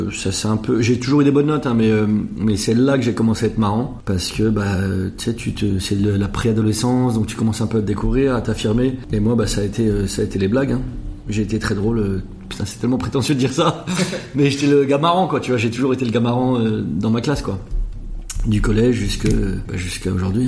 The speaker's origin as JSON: {"language": "French", "town": "Anglure", "region": "Grand Est", "country": "France", "tie": "born or raised there", "said": "j'ai grandi à Anglure, c'est encore tout petit village juste à côté"}